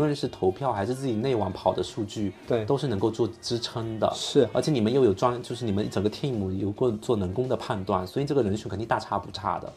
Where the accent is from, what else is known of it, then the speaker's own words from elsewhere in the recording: China; 我们中国人